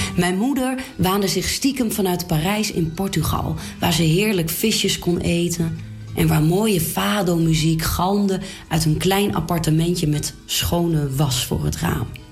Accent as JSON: {"language": "Dutch", "town": "Klazinaveen", "region": "Drenthe", "country": "Netherlands", "tie": "born or raised there", "said": "bij ons thuis in het Drentse Klazinaveen"}